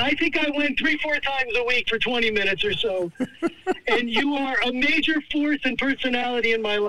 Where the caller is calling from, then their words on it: Beit Shemesh, Jerusalem District, Israel; Can you hear me clearly? I'm calling from Beit Shemesh.